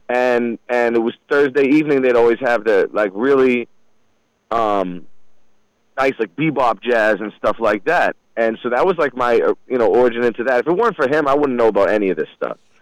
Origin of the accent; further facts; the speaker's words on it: United States; moved away as an adult; also born or lived in Durham, New Hampshire / Tallahassee, Florida; I'm originally from the Merrimack River Valley